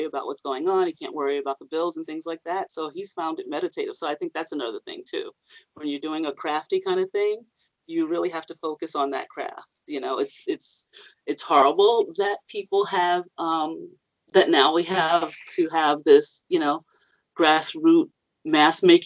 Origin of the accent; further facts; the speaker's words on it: New York City, New York, United States; I grew up in Harlem